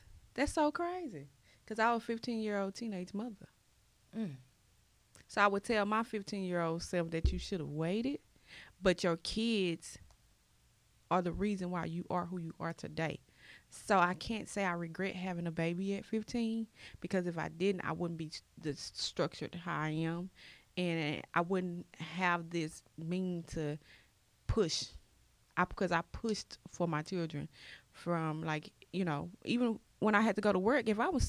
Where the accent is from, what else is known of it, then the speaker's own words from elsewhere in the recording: Dallas, Texas, United States; moved away as an adult; now in Carrollton, United States; I've been in Carrollton, so... But I'm from Dallas. I'm from Oak Cliff. Don't get it twisted, boo. Okay. But I moved to Carrollton for the school district.